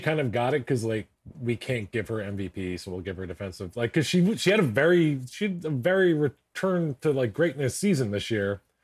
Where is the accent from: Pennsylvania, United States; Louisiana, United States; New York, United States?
Pennsylvania, United States; Philadelphia; I'm a Sixers fan. I'm from Philadelphia